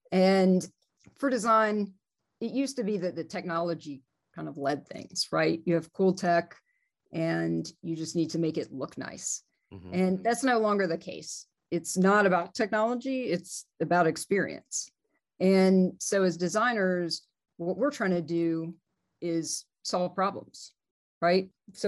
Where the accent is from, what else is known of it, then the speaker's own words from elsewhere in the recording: Georgia, United States; also born or lived in New Jersey; now in Denver, United States; I am from Georgia. Okay. I was technically born in New Jersey, but I lived in Georgia since I was four.